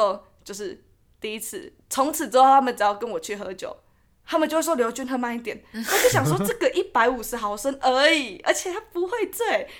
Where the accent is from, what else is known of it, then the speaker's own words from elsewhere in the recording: New Taipei, Taiwan; 因为我是我是新北人